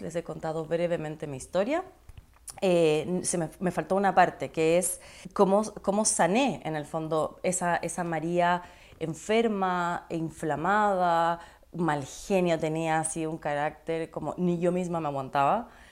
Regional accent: Ecuador; also born or lived in Chile; yo soy ecuatoriana chilena, de papá chileno, mamá ecuatoriana. Nací en Ecuador

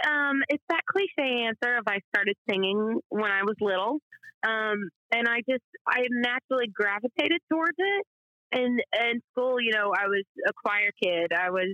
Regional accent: Atoka, Tennessee, United States; moved away as an adult; now in Nashville, United States; So, well, I say I'm from Memphis just because nobody knows Atoka. you know, I was 45 minutes out of that city in like a little town with one Kroger and a movie theater with a broken sign. I graduated with 50 in my high school class. We were a very small town.

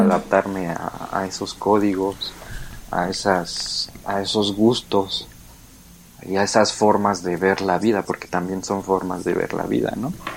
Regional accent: Mexico; moved away as an adult; now in Germany; yo sé que soy mexicano

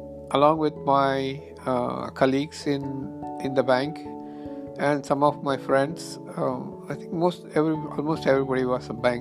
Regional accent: India; English is a second language; now in United States; I came to US from India about 20 years ago, and there were a lot of things happening in India

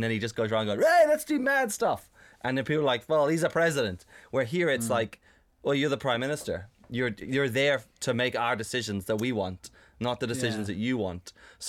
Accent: South Africa; growing up in South Africa and seeing what the States is like

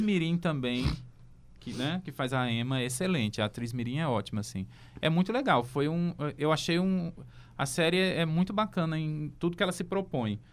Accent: England, United Kingdom; now in Brazil; eu sou inglês

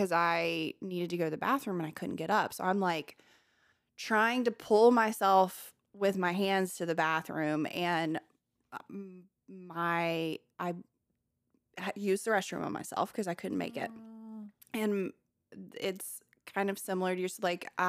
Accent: Millbrook, Alabama, United States; also born or lived in Montgomery / Prattville; I grew up in Millbrook, Montgomery, and Prattville, Alabama. So they're all very close to each other. Montgomery is the capital.

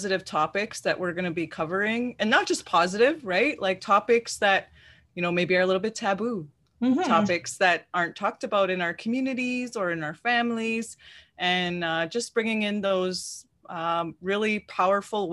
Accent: Wiikwemkoong Unceded Territory, Ontario, Canada; I'm from the Wequemcong Unceded Territory

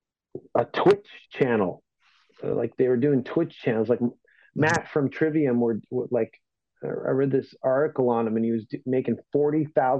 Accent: Toronto, Ontario, Canada; I'm from Toronto

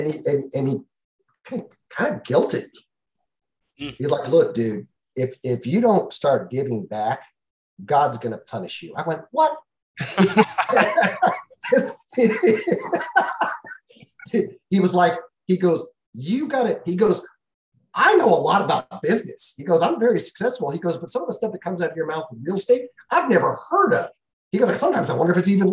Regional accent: California, United States; moved away; I'm from California originally

